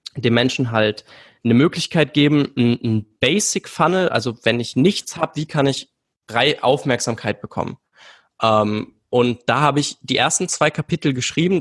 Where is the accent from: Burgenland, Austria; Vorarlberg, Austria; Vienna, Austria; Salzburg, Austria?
Vienna, Austria; Ja, ich bin aus Wien, also äh, gebürtig